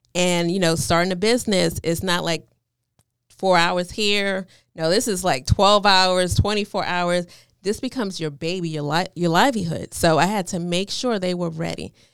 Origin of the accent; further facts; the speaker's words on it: New York, United States; moved away; I'm from New York, so I was kinda like a little rebel